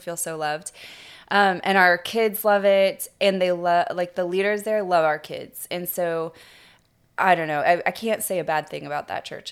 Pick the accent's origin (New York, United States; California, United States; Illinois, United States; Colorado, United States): California, United States; Kings Beach; I grew up in Kings Beach, California, which is, uh, Lake Tahoe, California, and I grew up on the lake